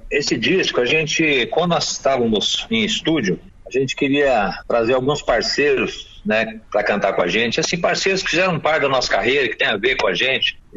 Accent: Araraquara, São Paulo, Brazil; Sou nascido em Acanga, mas vim muito garoto para Araraquara, reside em Araraquara.

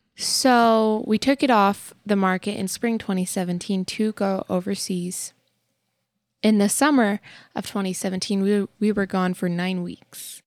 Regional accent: Texas, United States; moved away as an adult; now in Tennessee, United States; living in Texas for, like, the majority of our short little lives up till now

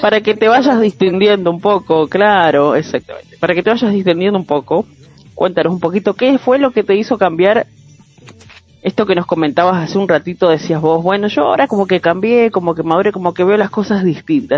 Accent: Concordia, Entre Ríos, Argentina; la ciudad de Concordia, el lugar donde yo nací

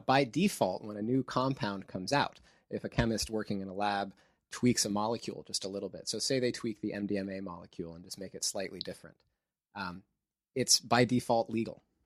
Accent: near Santa Cruz, California, United States; in Santa Cruz, close to my hometown

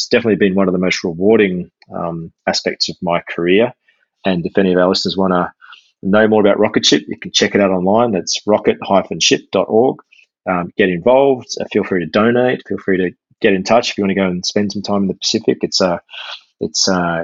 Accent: Australia; first language English; I grew up as a English speaking Aussie, English only speaking Aussie

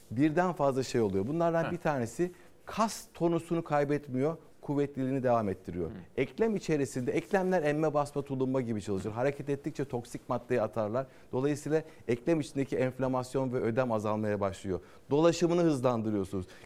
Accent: Samsun, Turkey; Samsunluyum efendim.

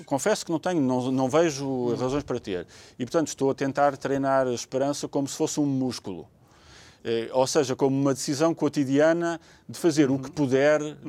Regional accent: Portugal; enquanto portugueses

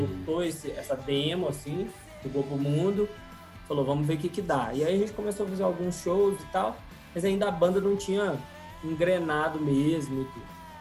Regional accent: Ponto Baixo, Minas Gerais, Brazil; also born or lived in São João del-Rei / Divinópolis; now in Belo Horizonte, Brazil; morei em São Del Rey, sou de Ponto Baixo, eu morei em Divinópolis

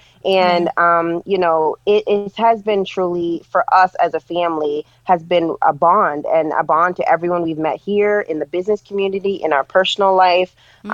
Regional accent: Jamaica; also born or lived in New York / Florida / New Jersey; now in Pennsylvania, United States; Yes, I moved to from Jamaica in 2001. I lived in New York for a while, and I've lived in Florida, and then moved back to New York, and then to New Jersey. In 2009 is where I made my way to Pennsylvania.

